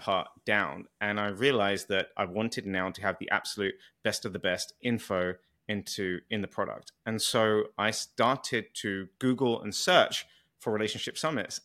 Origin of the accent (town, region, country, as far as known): United Kingdom; accent: British